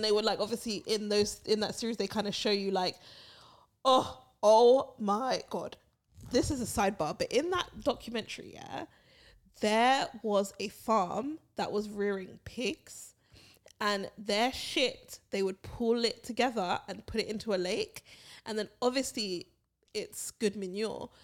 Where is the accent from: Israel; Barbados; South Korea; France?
Barbados; when we were growing up in Barbados